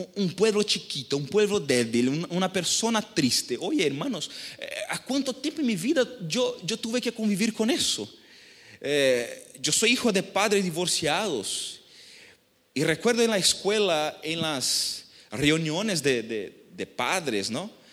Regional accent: São Paulo, Brazil; Spanish is a second language; also born or lived in Rio de Janeiro; now in Chile; yo soy de, San São Paulo, nací en São Paulo

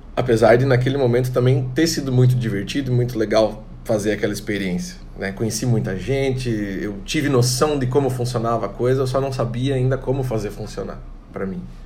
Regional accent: Tangará, Santa Catarina, Brazil; also born or lived in Chapecó / São José do Cedro / Pinheiro Preto / Joaçaba; now in Florianópolis, Brazil; Eu nasci em Tangará, Santa Catarina, uma cidade pequena, tem mais ou menos 10 mil habitantes.

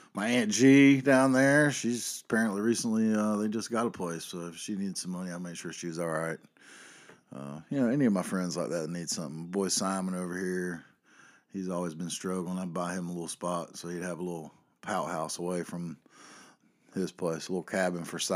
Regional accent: North Carolina, United States; here in my home state

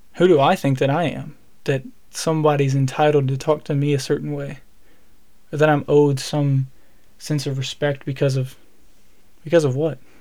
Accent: Alabama, United States; I'm from Alabama and so we we we we eat good in the South

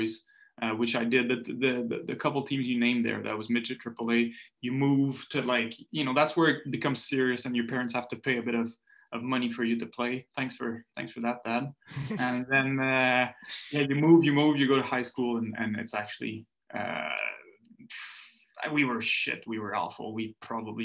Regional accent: Montreal, Quebec, Canada; first language French; English is a second language; also born or lived in Maritimes; I'm from the Maritimes, but I moved to Montreal when I was two

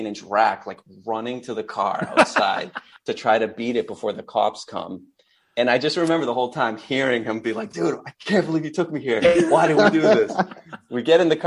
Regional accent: Salem, Massachusetts, United States; I grew up in Salem

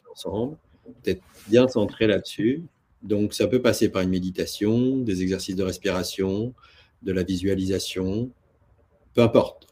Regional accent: near Toulouse, Occitania, France; moved away as an adult; also born or lived in Paris / Tokyo / New York; now in Canada; je viens d'une belle région de France qui s'appelle euh, le Sud-Ouest, et près de Toulouse, en l'occurrence. Mmh. Euh, ça, c'est les origines

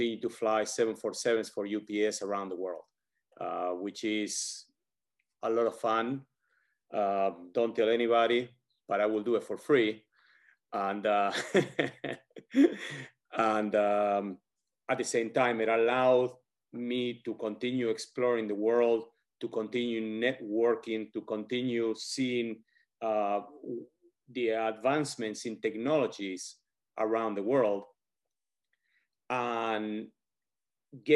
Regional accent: Argentina; English is a second language; moved away as an adult; now in United States; I was born and raised in Argentina. After I finished high school in Argentina, I moved over to the United States

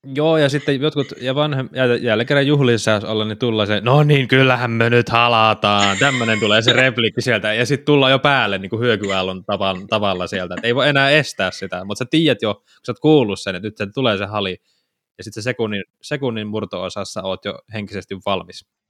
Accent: Savo, Finland; Nyt mä savolaisena täältä vaan huutelen sinne Pohjanmaan suuntaan.

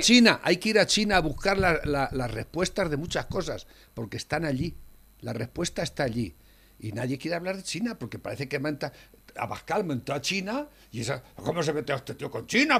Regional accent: Spain; como español que uno se siente

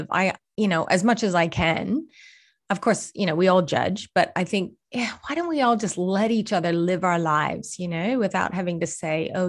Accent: Boston, Massachusetts, United States; accent: Boston; now in Australia; that sounds a little bit like Boston. That's my Boston accent.

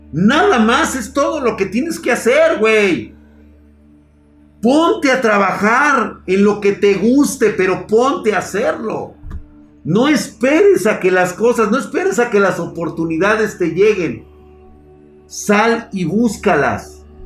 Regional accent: Colombia; devolviendo la tierra que los violentos le quitaron a otros como a mi papá, y me siento realizado, soy colombiano.

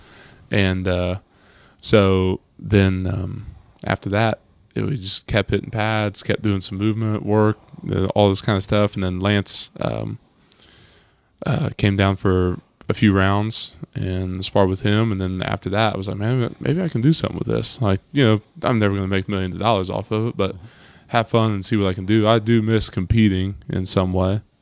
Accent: Germantown, Ohio, United States; moved away as an adult; also born or lived in Columbus, Ohio; I'm originally from Germantown

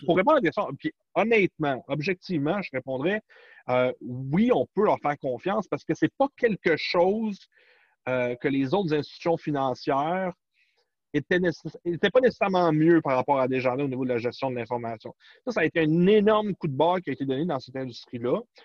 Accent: Canada; chez nous, au Canada et aux États-Unis

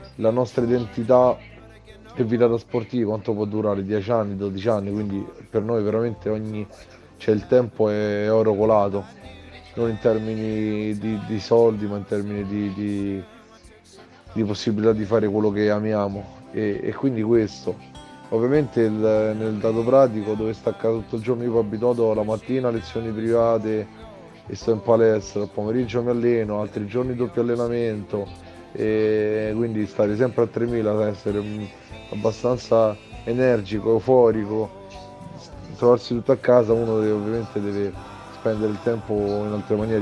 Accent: Rome, Lazio, Italy; vengo da Roma

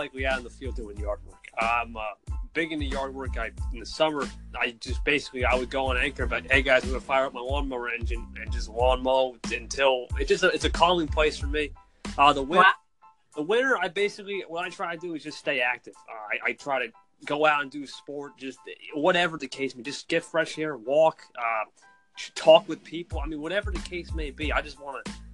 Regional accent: New Jersey, United States; I'm from New Jersey. So yeah, Jersey boy representing.

